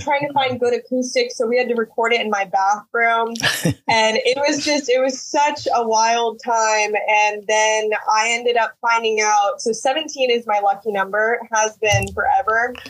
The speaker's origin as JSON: {"language": "English", "region": "Texas", "country": "United States", "tie": "born or raised there", "also_born_or_lived": "Houston, Texas / Utah / Mexico City / Washington", "said": "we moved back to Texas, and I've been here ever since I was nine"}